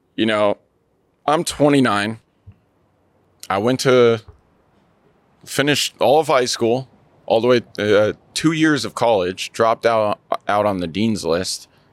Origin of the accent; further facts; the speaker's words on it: Seattle, Washington, United States; I'm from Seattle, Washington